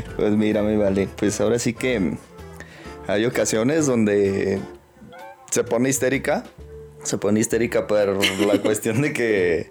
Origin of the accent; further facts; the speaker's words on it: Pabellón de Arteaga, Aguascalientes, Mexico; yo soy nacido en Aguascalientes. Ahí me crié hasta los, hasta los seis, seis años. Eh, y por cosas del destino nos venimos ya a vivir acá a, Pabellón